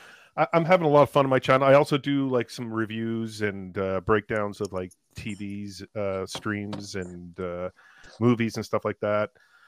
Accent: Canada; I'm very Canadian.

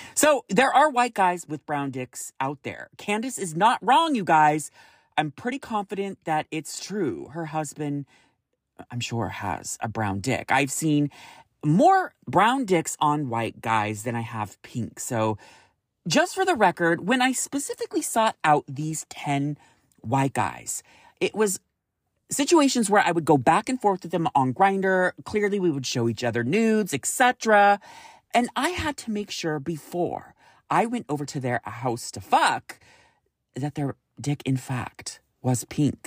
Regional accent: Roseville, California, United States; moved away as an adult; now in San Francisco, United States; I grew up in Roseville, California

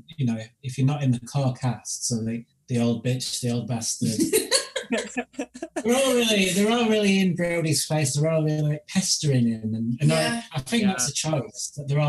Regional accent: Yorkshire and the Humber, United Kingdom; accent: Yorkshire; we're from Yorkshire in the north of England.

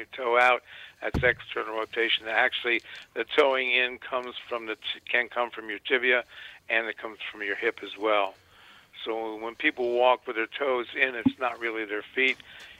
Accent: Washington, District of Columbia, United States; I grew up actually in Washington, D.C. That was where I was born, and then after that, of course, went away for all the other educational experiences. I returned to D.C.

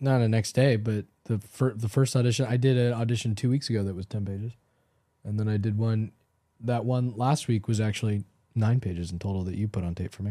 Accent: Los Angeles, California, United States; I grew up in Los Angeles, so I grew up watching car chases

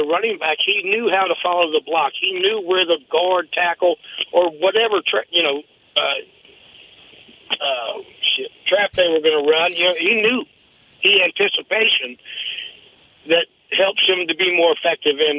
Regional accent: Bay City, Texas, United States; now in Virginia, United States; I grew up in Bay City

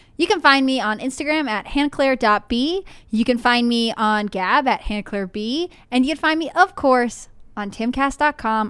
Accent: Connecticut, United States; moved away; also born or lived in Texas; growing up in Connecticut

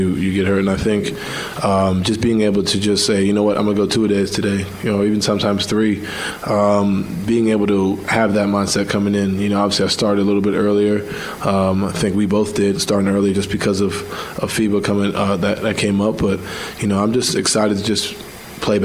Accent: New York, United States; I'm from New York where everything's like, you know, quicker

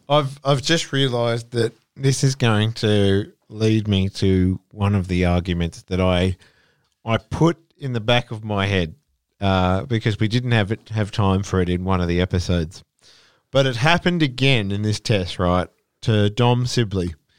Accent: Australia; as an Australian

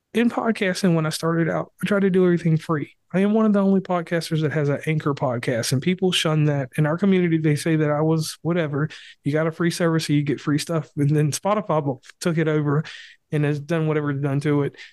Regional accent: West Virginia, United States; my home state

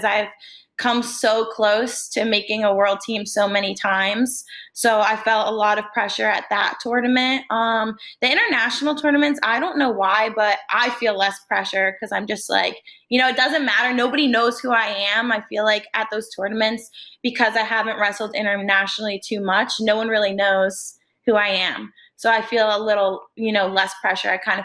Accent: New Jersey, United States; I'm from Jersey

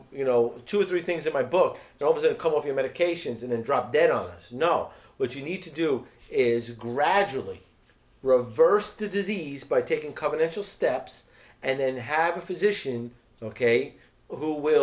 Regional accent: New York City, New York, United States; I'm born and raised in the Bronx

